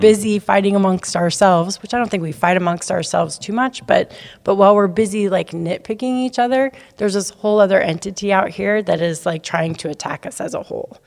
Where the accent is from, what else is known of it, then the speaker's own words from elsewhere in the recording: Sumner, Washington, United States; we're both from Sumner.